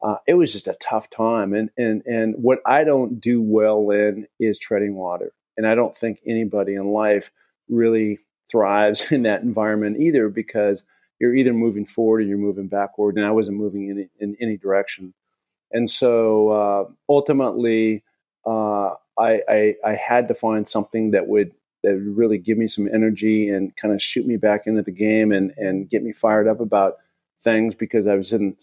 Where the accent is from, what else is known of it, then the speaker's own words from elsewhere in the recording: Seattle, Washington, United States; growing up in Seattle, I've spent a ton of time in the Cascades